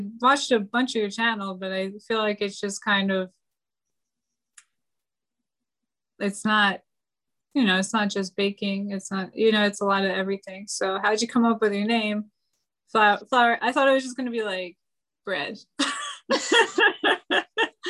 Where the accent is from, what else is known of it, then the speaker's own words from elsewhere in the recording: Nutley, New Jersey, United States; now in South Florida, United States; I'm from Nutley.